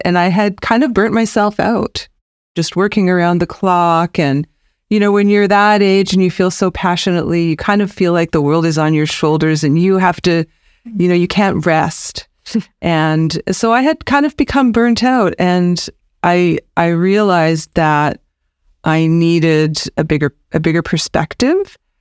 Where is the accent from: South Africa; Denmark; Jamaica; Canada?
Canada; British Columbia; also born or lived in United States / Nelson, British Columbia; I'm born and raised in British Columbia